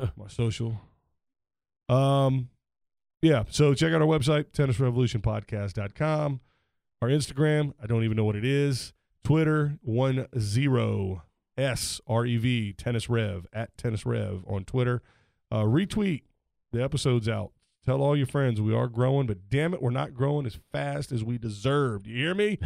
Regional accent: United States; I'm American

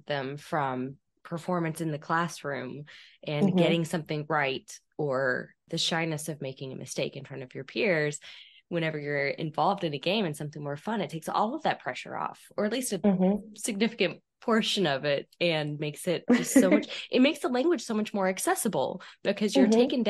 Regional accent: the South, United States; I'm from the South.

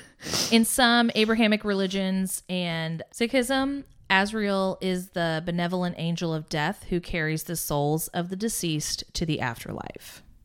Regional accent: Indiana, United States; I'm from Indiana

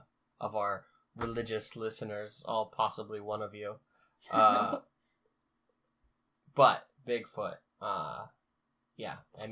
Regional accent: Pacific Northwest, United States; we're from the Pacific Northwest

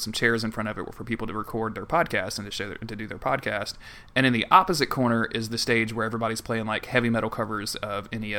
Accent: the South, United States; I'm a dude from the South.

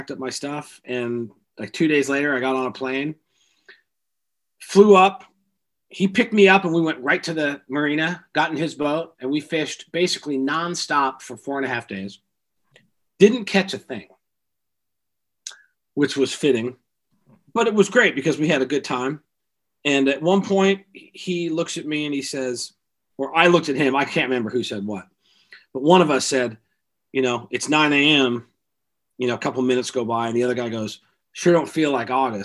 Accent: the Northwest, Pacific Northwest, United States; also born or lived in California; I grew up here in the Northwest

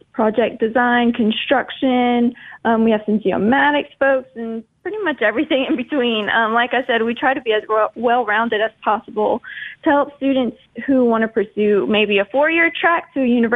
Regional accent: Abbeville, Louisiana, United States; I was born in Abbeville, but I was born a little bit, but I lived a little bit south of Abbeville and a little north of Intracoastal City

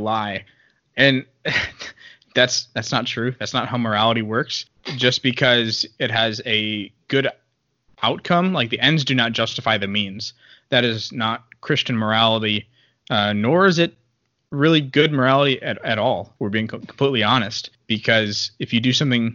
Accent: Midwest, United States; now in Texas, United States; I'm still from the Midwest

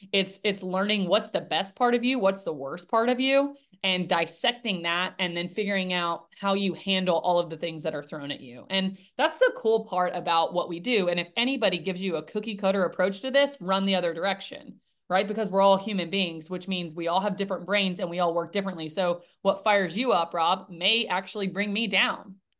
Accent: Nashville, Tennessee, United States; born and raised in Nashville, Tennessee

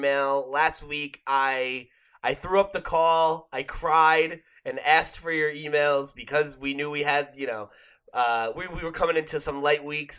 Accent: New Jersey, United States; growing up in New Jersey

